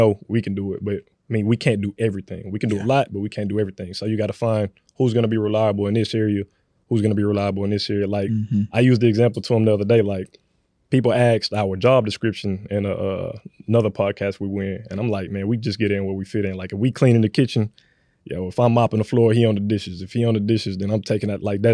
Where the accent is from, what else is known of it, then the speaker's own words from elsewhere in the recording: Houston, Texas, United States; me being from the north side of Houston, I currently live on the south side